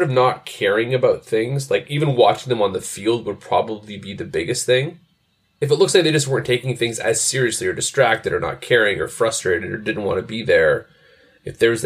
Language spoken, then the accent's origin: English; Montreal, Quebec, Canada; growing up in Montreal